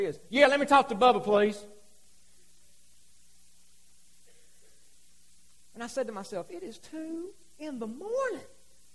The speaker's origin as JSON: {"language": "English", "town": "Hazard", "region": "Kentucky", "country": "United States", "also_born_or_lived": "Salem, Kentucky", "moved": "as an adult", "said": "I'm from Hazard"}